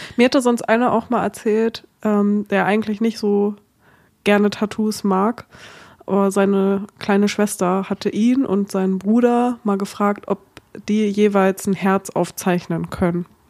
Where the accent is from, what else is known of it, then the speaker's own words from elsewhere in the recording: Germany; accent: German; meinen deutschen Akzent